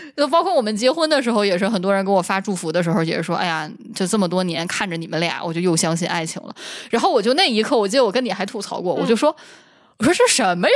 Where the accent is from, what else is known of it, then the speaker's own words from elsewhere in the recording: Northeast China, China; 我一个土生土长东北人，我不知道吗？